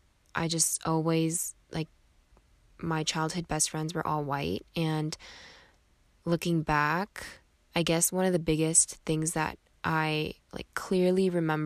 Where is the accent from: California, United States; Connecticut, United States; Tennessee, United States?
California, United States; Irvine; I grew up in Orange County, California, specifically in a city called Irvine. So Irvine is a predominantly Asian city, I feel like.